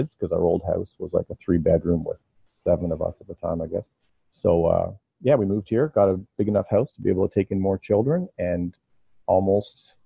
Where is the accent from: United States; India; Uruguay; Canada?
Canada; Ontario; now in London, Canada; I'm from Ontario